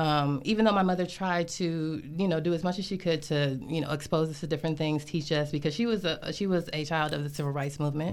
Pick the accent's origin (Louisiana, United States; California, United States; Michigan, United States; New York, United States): Michigan, United States; Grand Blanc; moved away as an adult; also born or lived in Flint, Michigan / Atlanta, Georgia; now in DMV area, United States; I was born in Flint, Michigan. Um, I grew up right outside of there, uh, in a suburb called Grand Blanc